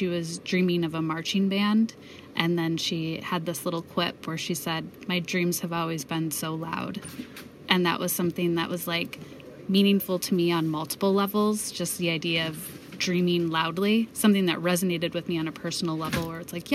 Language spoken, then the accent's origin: English; Michigan, United States; I grew up in Michigan, so I identify myself as a Midwesterner